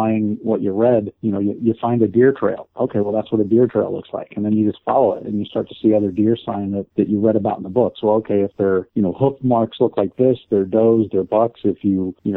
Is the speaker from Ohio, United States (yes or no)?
yes; Akron, Ohio, United States; I'm actually from Akron, Ohio. Born and raised here